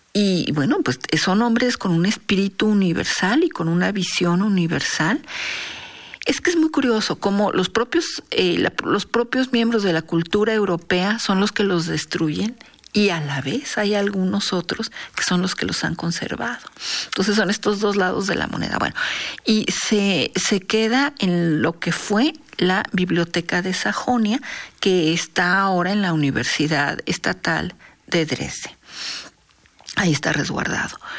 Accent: Mexico; como mexicanos y como especialistas en culturas prehispánicas

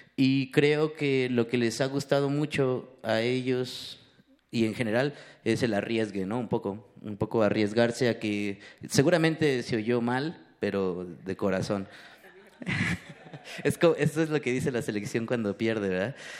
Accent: Ecatepec, State of Mexico, Mexico; crecí en Ecatepec

